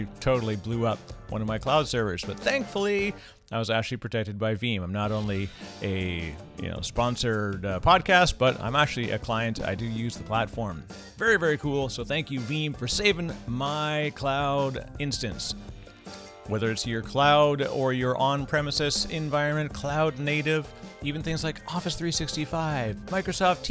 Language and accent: English; Canada; Fellow Canadian.